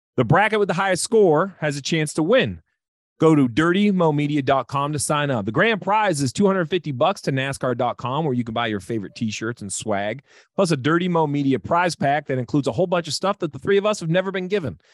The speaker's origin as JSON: {"language": "English", "region": "Northeast", "country": "United States", "said": "I'm from the Northeast"}